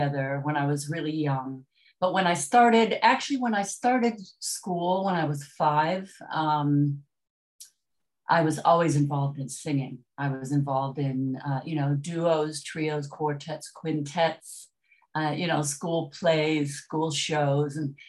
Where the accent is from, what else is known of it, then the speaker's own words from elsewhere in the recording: Detroit, Michigan, United States; I grew up in Detroit